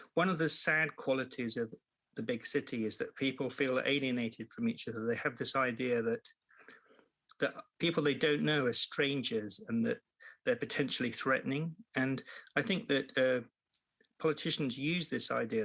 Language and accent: English; Devon, South West England, United Kingdom; where I grew up in Devon, it was mostly retired people.